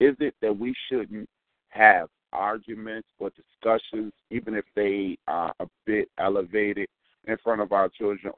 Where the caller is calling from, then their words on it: Chicago, Illinois, United States; I'm … from Chicago.